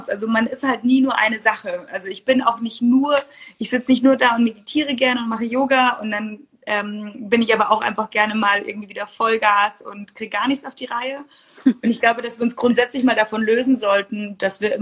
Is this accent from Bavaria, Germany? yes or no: yes; Munich, Bavaria, Germany; ich bin aus München.